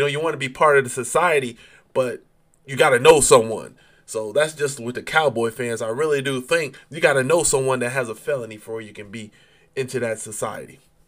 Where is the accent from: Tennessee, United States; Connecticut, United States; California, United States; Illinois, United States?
Connecticut, United States; western; moved away; I'm from the western part of Connecticut, where it's New York.